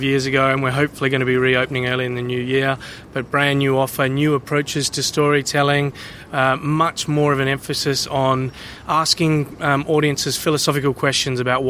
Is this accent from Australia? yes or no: yes; Australia; moved away as an adult; now in London, United Kingdom; I'm not originally from here. I'm from Australia. I moved here over a decade ago.